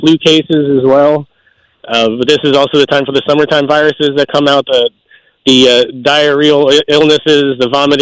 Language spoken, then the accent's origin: English; Maryland, United States; moved away as an adult; also born or lived in Delaware; now in Pennsylvania, United States; Originally from Maryland. From Maryland, ended up in Delaware for a few years before coming to Pennsylvania for my residency.